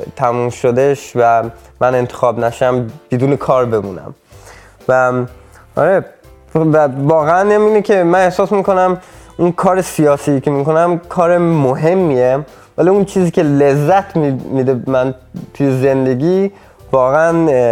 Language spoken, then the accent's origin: Persian; Sweden; also born or lived in Iran / Camp Ashraf, Iraq; آخه من خیلی کوچیک اومده بودم اینجا هم ولی توی فامیلا ایرانی بزرگ شدم